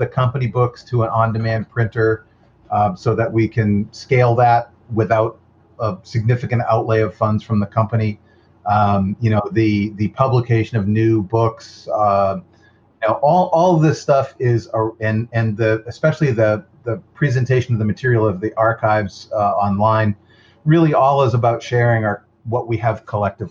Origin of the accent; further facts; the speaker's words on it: Massachusetts, United States; moved away; I was from Massachusetts.